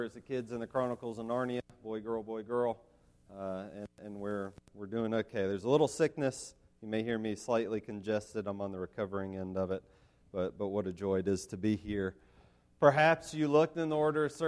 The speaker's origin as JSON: {"language": "English", "town": "Asheville", "region": "North Carolina", "country": "United States", "tie": "born or raised there", "said": "I grew up in Asheville, North Carolina."}